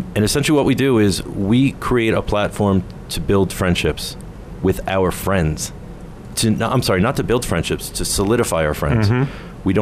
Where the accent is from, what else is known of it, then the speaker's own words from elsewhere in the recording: United States; now in South Africa; where I grew up in America